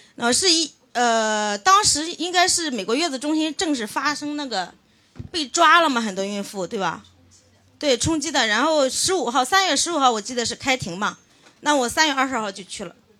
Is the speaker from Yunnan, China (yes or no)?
no; Shouguang, Shandong, China; moved away as an adult; now in Shanghai, China; 山东寿光人